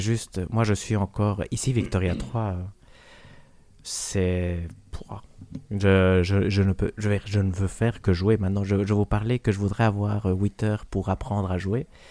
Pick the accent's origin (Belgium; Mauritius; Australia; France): Belgium; on est belge